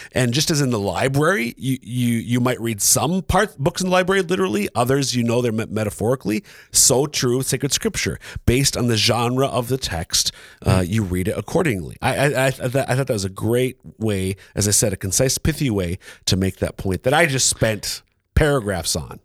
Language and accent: English; Minnesota, United States; moved away; originally from Minnesota